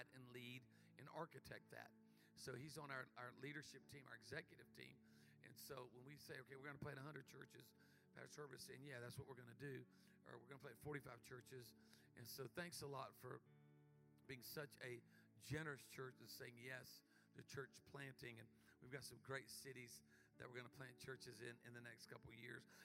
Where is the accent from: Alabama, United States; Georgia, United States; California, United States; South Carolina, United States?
South Carolina, United States; Myrtle Beach; A little small church in where I grew up, Myrtle Beach, South Carolina